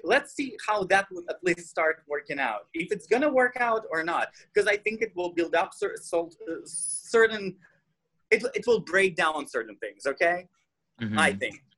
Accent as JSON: {"language": "English", "country": "Russia", "second_language": "English", "moved": "yes", "said": "I'm Russian. I'm an immigrant, so deal with my accent"}